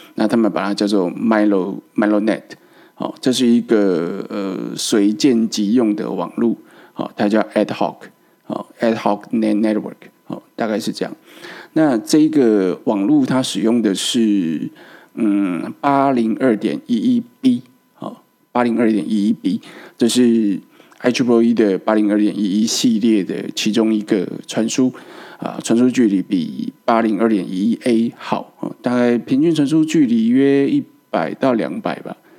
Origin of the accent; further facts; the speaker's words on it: Taiwan; 我们台湾人